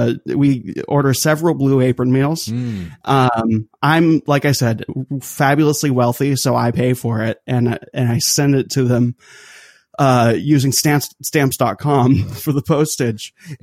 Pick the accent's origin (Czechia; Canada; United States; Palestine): Canada; Charlemagne, Quebec; That's right. So I'm French Canadian.